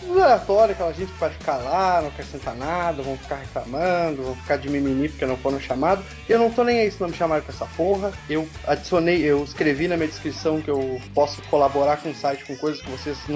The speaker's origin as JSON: {"language": "Portuguese", "region": "Rio Grande do Sul", "country": "Brazil", "lives_now": "Chapecó, Brazil", "said": "Bah, eu sou gaúcho, falo palavrão pra caramba, assim."}